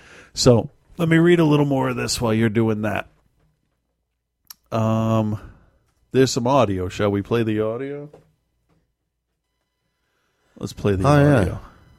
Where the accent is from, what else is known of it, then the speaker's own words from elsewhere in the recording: Malden, Massachusetts, United States; I grew up